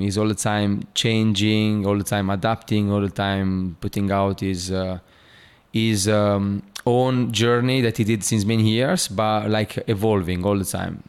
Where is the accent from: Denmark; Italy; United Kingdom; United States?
Italy; born or raised there; English is a second language; moved away